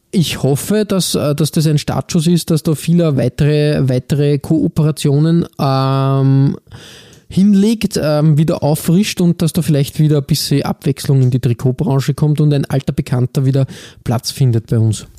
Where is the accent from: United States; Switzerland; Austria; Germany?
Austria; bei uns in Österreich